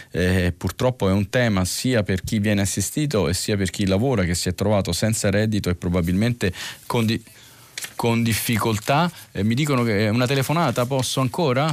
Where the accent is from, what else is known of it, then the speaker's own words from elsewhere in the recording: Sardinia, Italy; moved away; mia terra di origine